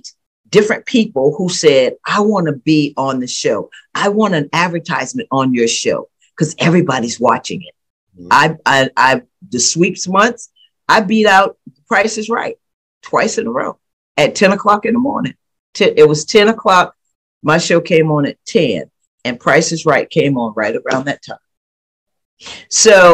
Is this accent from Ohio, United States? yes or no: no; Charleston, South Carolina, United States; I'm from Charleston.